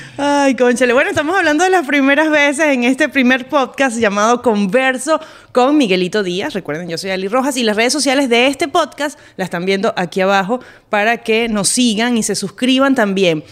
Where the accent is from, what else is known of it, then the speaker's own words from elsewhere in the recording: Caracas, Capital District, Venezuela; moved away; Nací en Caracas